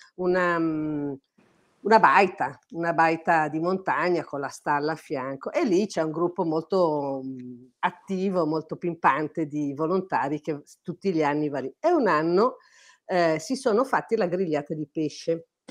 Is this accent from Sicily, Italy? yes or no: no; Milan, Lombardy, Italy; moved away as an adult; also born or lived in Courmayeur, Aosta Valley; now in Aosta Valley, Italy; Io sono una milanese trapiantata da 40 anni ormai in Valle d'Aosta